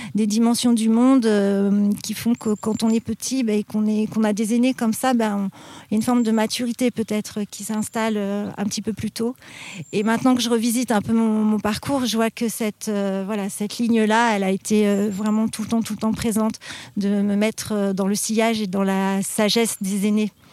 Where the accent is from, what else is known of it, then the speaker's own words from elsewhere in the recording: Paris, Île-de-France, France; also born or lived in Vétheuil; je suis petite parisienne